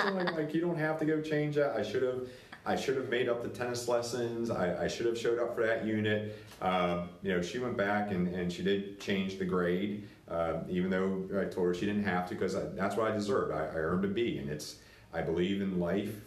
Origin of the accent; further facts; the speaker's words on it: Latrobe, Pennsylvania, United States; I'm from Latrobe, Pennsylvania, home of Mr. Rogers